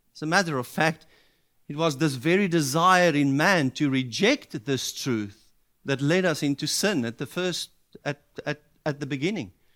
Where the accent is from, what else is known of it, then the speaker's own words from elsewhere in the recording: South Africa; as a South African